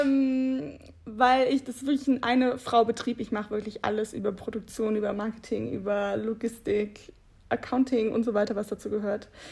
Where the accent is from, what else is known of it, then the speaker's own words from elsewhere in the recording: Bad Honnef, North Rhine-Westphalia, Germany; moved away as an adult; also born or lived in Munich; now in Cologne, Germany; wieder zurück in meine Heimat nach Bad Honnef äh, gekommen.